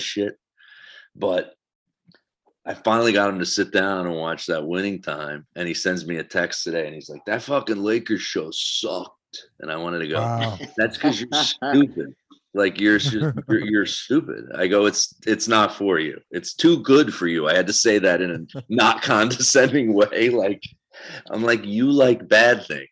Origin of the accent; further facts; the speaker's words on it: New Jersey, United States; moved away as an adult; also born or lived in New York; I'm from South Jersey